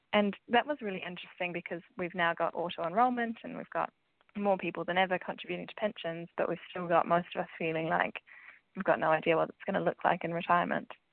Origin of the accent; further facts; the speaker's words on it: New Zealand; moved away as an adult; now in United Kingdom; as you might be able to tell from my accent, I am from New Zealand. So, I've moved to the UK last year